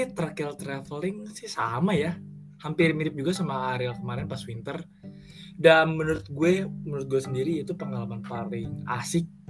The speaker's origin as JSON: {"language": "Indonesian", "country": "Indonesia", "said": "Dan kita orang Indo paling hmm. kena kena udara dingin tuh kayak di Bogor, Puncak"}